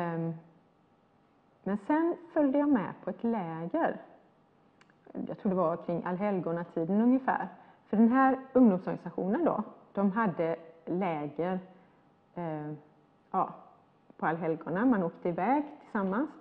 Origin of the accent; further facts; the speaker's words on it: Sweden; jag var ju svensk. Uh, när jag var ung i Sverige